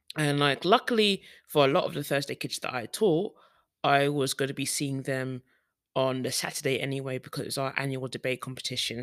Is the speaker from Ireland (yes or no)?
no; United Kingdom; moved away; as a black woman, as a Brit, black British woman